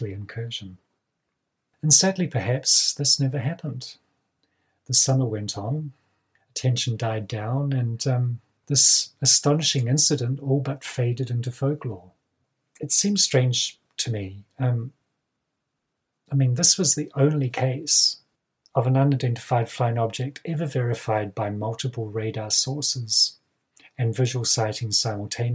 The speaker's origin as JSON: {"language": "English", "area": "Kaikoura region", "region": "Canterbury", "country": "New Zealand", "tie": "born or raised there"}